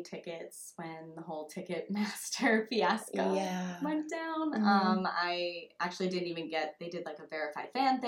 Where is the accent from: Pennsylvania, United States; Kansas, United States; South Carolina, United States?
Pennsylvania, United States; Downingtown; also born or lived in Massachusetts; I grew up in Downingtown, which is about 45 minutes from here, kind of close to Westchester